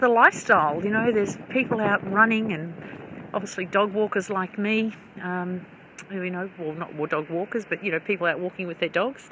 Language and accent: English; Melbourne, Victoria, Australia; moved away as an adult; I was born about 10 minutes drive from here in Richmond